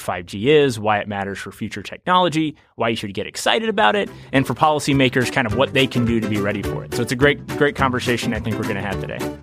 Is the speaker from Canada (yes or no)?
no; Kentucky, United States; I'm a Kentucky native